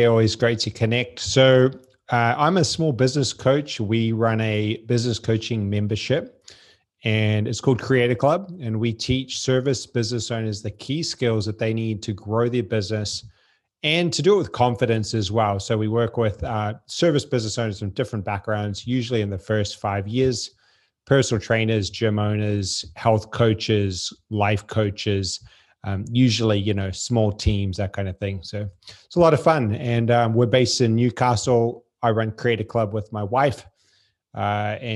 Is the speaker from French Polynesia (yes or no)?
yes; French Polynesia; born there; I was born in Tahiti. They lived on a, a boat at the time.